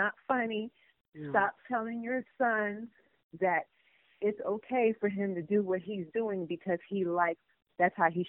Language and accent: English; Chicago, Illinois, United States; Oh, I'm from Chicago, and I used to see him come to that McDonald's